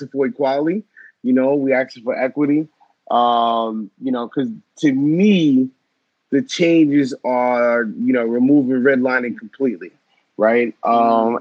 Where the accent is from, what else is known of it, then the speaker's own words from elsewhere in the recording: Long Island, New York, United States; also born or lived in Norwalk, Connecticut / Brooklyn, New York; I grew up on Long Island